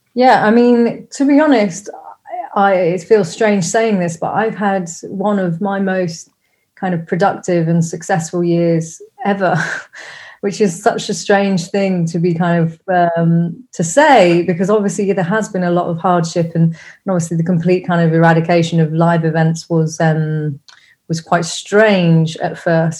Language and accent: English; Rugby, West Midlands, United Kingdom; also born or lived in Coventry; I grew up in a like a village outside of a, a town, commuter town called Rugby. I was born in Coventry, but grew up outside of Rugby